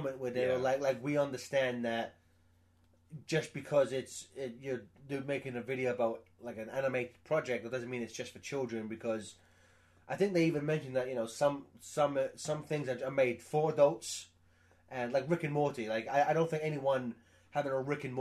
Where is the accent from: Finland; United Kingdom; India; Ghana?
United Kingdom; England; I'm English